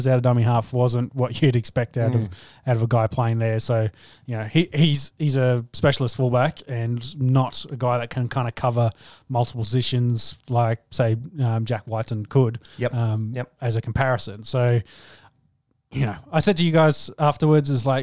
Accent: Queensland, Australia; me as a Queenslander

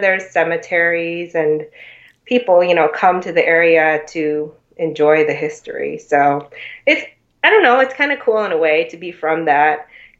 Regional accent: Boston, Massachusetts, United States; really shaped by being from here too.

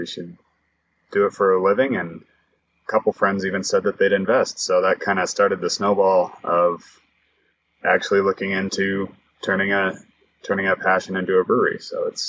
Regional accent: Broomfield, Colorado, United States; I grew up in Broomfield, Colorado, just a suburb of Denver

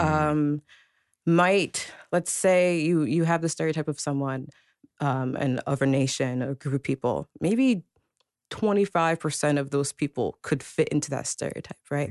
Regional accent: Princeton, New Jersey, United States; I was born in Princeton, New Jersey

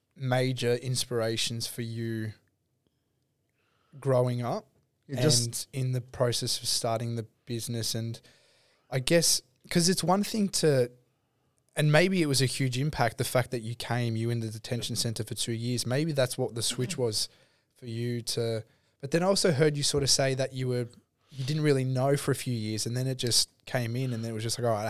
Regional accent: Rowville, Victoria, Australia; We're from Roville.

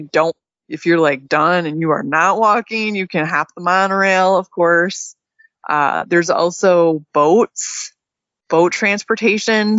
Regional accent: Midwest, United States; now in Texas, United States; me and you were, you know, growing up in the Midwest

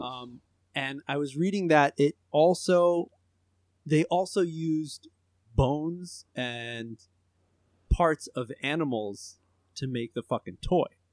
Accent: United States; I'm the American

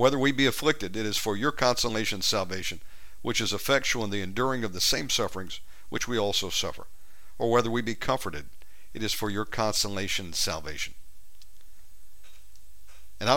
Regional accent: the South, United States; born or raised there

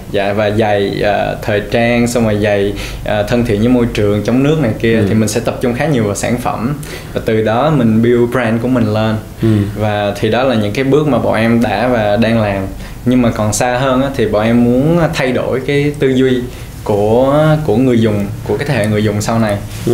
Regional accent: Vietnam; mình là người Việt

